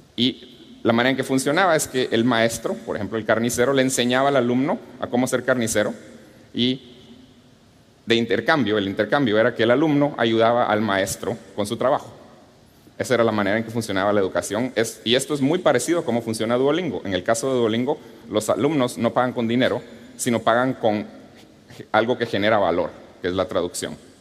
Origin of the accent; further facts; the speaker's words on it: Guatemala; Cuando era niño, creciendo en Guatemala